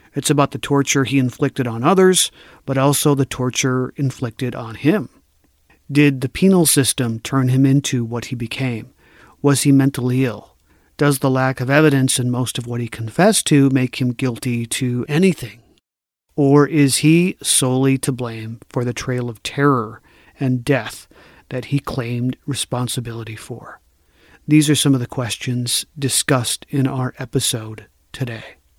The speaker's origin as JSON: {"language": "English", "region": "Minnesota", "country": "United States", "said": "as a Minnesotan"}